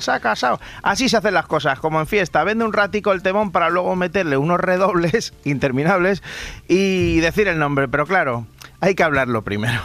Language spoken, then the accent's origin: Spanish; Madrid, Community of Madrid, Spain; como decimos los de Madrid